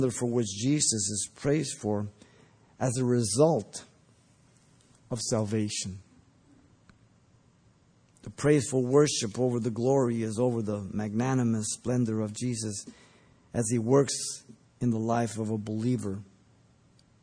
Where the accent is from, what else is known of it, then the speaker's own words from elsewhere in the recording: Mexico; moved away; when I grew up, was growing up in Mexico, and we'd go to the market